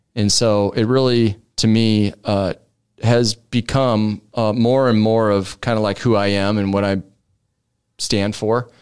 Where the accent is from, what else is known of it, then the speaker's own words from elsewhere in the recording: Omaha, Nebraska, United States; one hundred fifty-first and Drexel is where I grew up